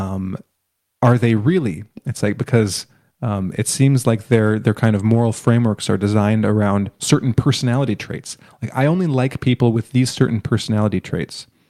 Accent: Canada; my perspective as a Canadian

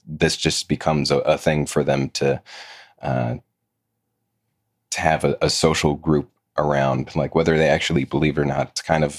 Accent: the South, United States; I was born and raised in the South, been here my whole life.

